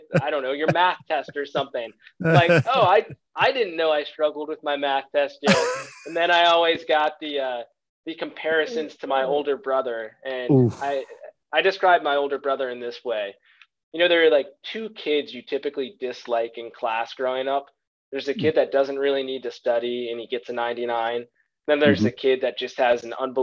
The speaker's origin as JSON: {"language": "English", "town": "Vienna", "region": "Virginia", "country": "United States", "moved": "as an adult", "lives_now": "Charlotte, United States", "said": "I'm from Vienna, Virginia, the northern part of the state, and then came down to the Charlotte area"}